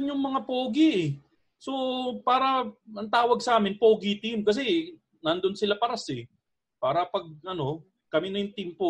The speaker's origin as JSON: {"language": "Tagalog", "town": "Malabon", "region": "Metro Manila", "country": "Philippines", "said": "umuwi sa amin sa Malabon"}